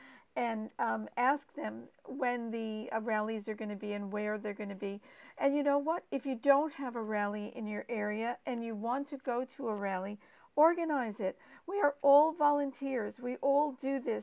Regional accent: New York, United States; now in Australia; I'm from New York

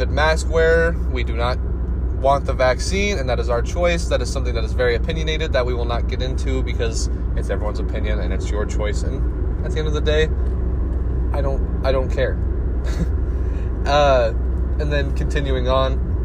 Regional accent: Iowa, United States; moved away as an adult; now in Florida, United States; Growing up in Iowa

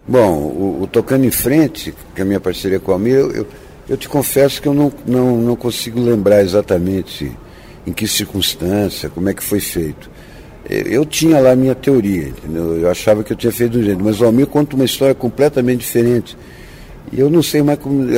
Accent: Ubatuba, São Paulo, Brazil; moved away; also born or lived in Santos / Taubaté; Eu, eu nasci em Santos e fui criado em Ubatuba

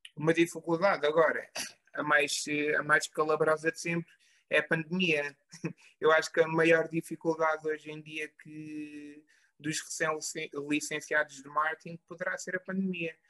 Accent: Covilhã, Centro, Portugal; eu sou natural da Covilhã

